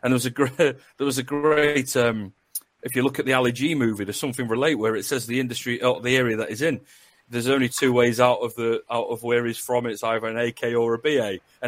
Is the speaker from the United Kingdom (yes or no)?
yes; Northern England, United Kingdom; accent: northern; now in West Midlands, United Kingdom; I used to work at Coventry University, and she just said about my northern accent.